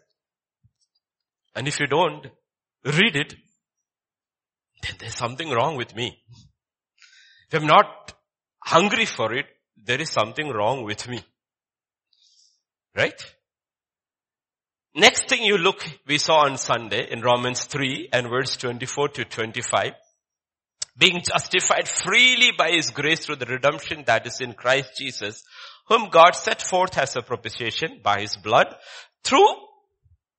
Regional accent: Kerala, India; I come from Kerala

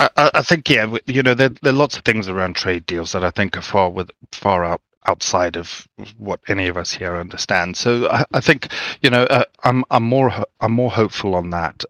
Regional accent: Zimbabwe; I grew up in Zimbabwe

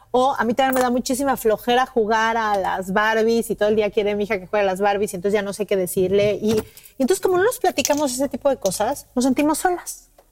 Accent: Mexico City, Mexico; now in Cancún, Mexico; Yo vivo en Cancún y, y, soy de México, mi familia vive en México

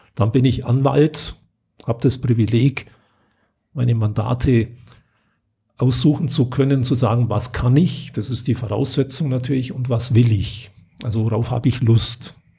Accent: Unterallgäu, Bavaria, Germany; Ich komme selber aus dem Unterallgäu.

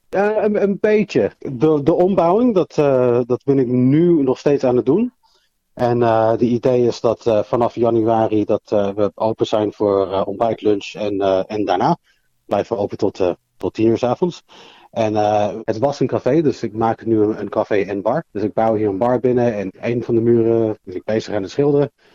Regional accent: London, United Kingdom; also born or lived in Amsterdam, Netherlands; now in Australia; heeft eh, mij en mijn twee zussen meegenomen naar Londen. En ben ik in Londen opgegroeid.

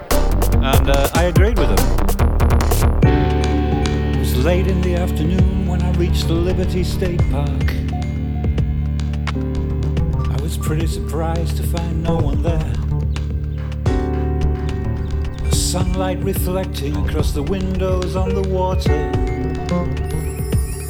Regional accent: England, United Kingdom; I'm from England, actually.

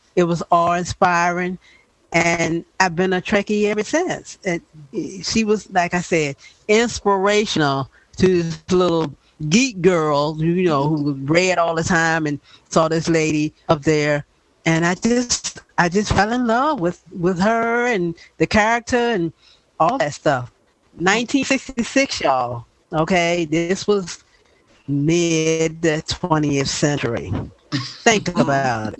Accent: the South, United States; I was a little 11 year old child born and raised in the South, was living in the South at that time

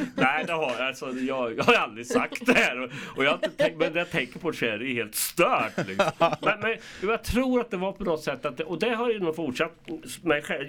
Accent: Karlskoga, Örebro County, Sweden; also born or lived in Köping / Lidköping / Arvika; jag är född i Karlskoga 1963

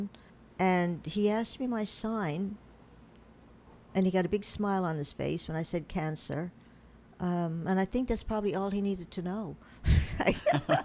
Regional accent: Newfoundland and Labrador, Canada; also born or lived in Pittsburgh, United States; now in United States; When I was in Newfoundland, I'm from Newfoundland

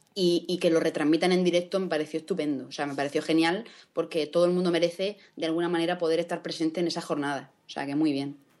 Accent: Spain; Yo soy española

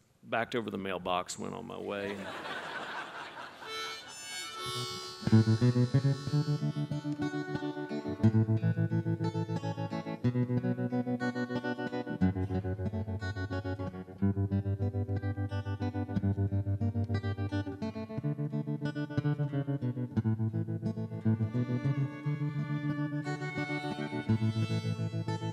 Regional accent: Swope, Virginia, United States; moved away as an adult; now in Virginia, United States; I grew up in the Shenandoah Valley in a little town called Swope

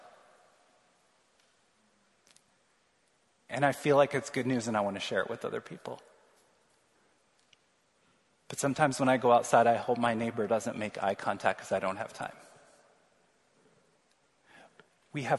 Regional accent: Missouri, United States; now in North Liberty, United States; I'm from Missouri

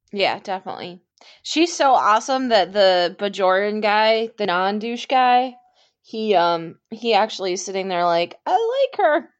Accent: Michigan, United States; I'm from Michigan

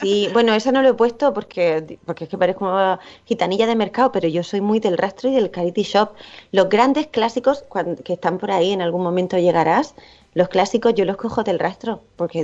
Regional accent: town at the end of the Ruta del Bakalao, Valencian Community, Spain; moved away; yo que vivo en un pueblo, bueno, ahora no, pero mi pueblo es el final de la ruta del bacalao

